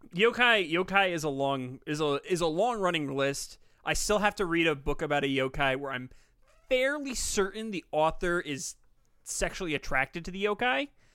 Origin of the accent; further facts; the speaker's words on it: United States; I'm an American